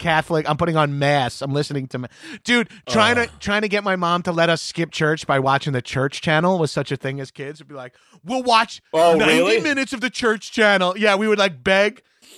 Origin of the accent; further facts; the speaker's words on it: Long Island, New York, United States; I make this joke all the time, but I'm from Long Island and growing up in like the 80s and 90s, like my family thought I was gay because I like really liked movies.